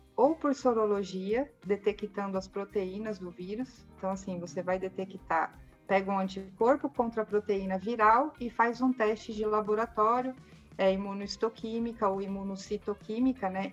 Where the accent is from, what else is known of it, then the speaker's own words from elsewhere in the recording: São Paulo, Brazil; Eu sou de São Paulo mesmo. É, eu nasci em São Paulo e morava ali na Zona Norte, no Jaçanã.